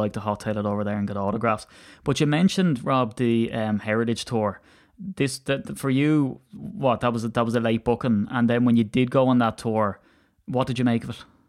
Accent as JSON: {"language": "English", "country": "Ireland", "said": "as an Irishman"}